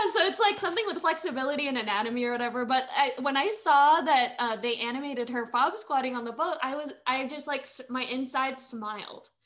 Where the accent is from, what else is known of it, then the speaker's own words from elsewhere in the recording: Manila, Metro Manila, Philippines; moved away; I am an immigrant. I was born in Manila, Philippines. I'm a quarter Filipino